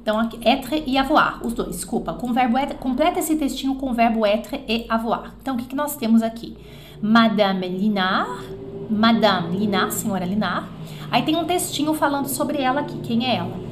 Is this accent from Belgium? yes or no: yes; Belgium; Portuguese is a second language; Eu sou belga, mas meus parentes, desculpa, meus pais, meus parentes, meus pais, parrão e pais, né? Papai, mamãe e parrão. Mas meus pais são italianos.